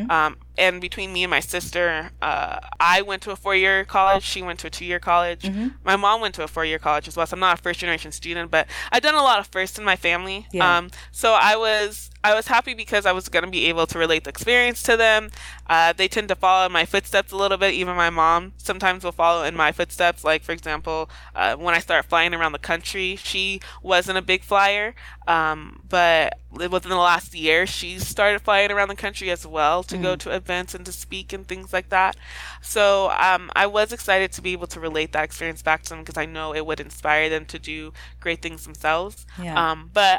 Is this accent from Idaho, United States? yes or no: yes; Idaho, United States; moved away as an adult; where I'm from Idaho